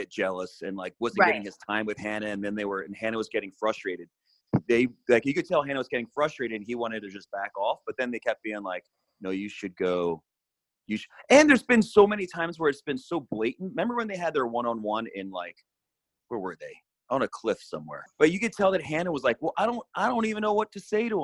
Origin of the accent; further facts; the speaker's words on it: Philadelphia, Pennsylvania, United States; I'm from Philly